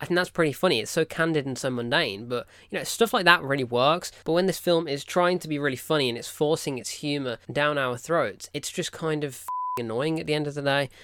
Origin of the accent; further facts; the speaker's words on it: United Kingdom; I'm British